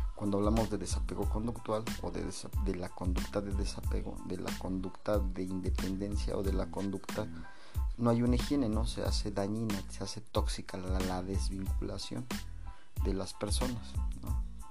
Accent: Mexico City, Mexico; now in State of Mexico, Mexico; yo soy de la Ciudad de México

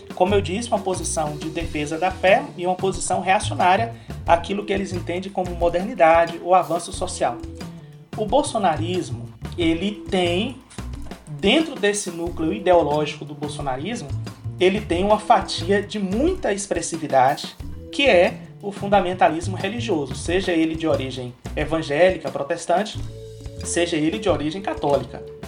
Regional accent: Vitória da Conquista, Bahia, Brazil; moved away as an adult; also born or lived in Olinda / Recife / Fortaleza; eu sou natural da cidade de Vitória da Conquista, na Bahia

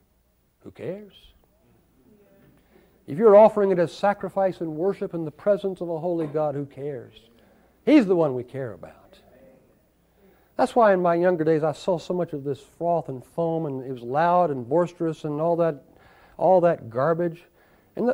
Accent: the South, United States; I grew up in the South

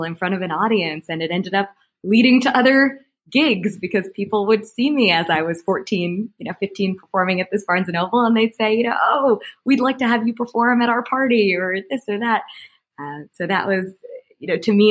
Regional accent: New York, United States; now in Las Vegas, United States; I grew up in New York

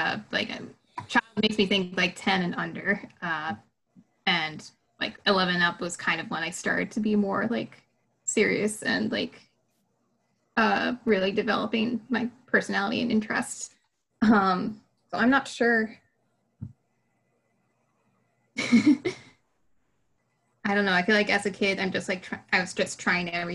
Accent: Beverly, Massachusetts, United States; also born or lived in Salem, Massachusetts; now in Boston, United States; I grew up in Beverly, but both my parents' families were from Salem

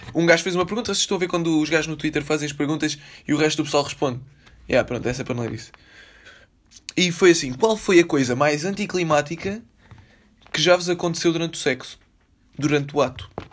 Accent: Lisbon, Portugal; Foi na maternidade Alfredo da Costa

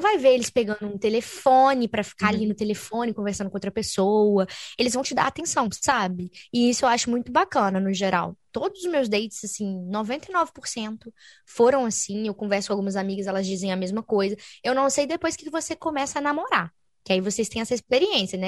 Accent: Brazil; moved away as an adult; now in France; eu sou brasileira

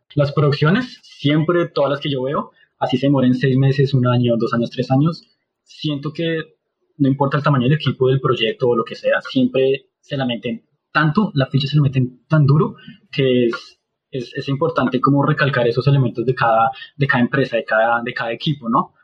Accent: Colombia; como colombianos, latinos siempre jugábamos fútbol

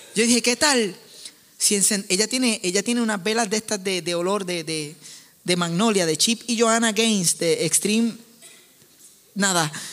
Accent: Puerto Rico; soy puertorriqueño

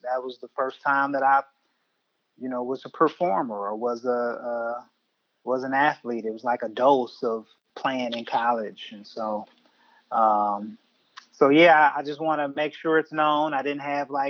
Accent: Milwaukee, Wisconsin, United States; where I'm from Milwaukee

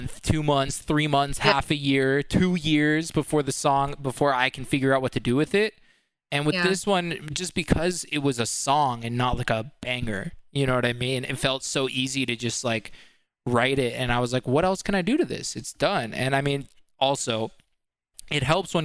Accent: San Francisco, California, United States; moved away as an adult; now in Los Angeles, United States; I grew up in San Francisco, or right outside of San Francisco

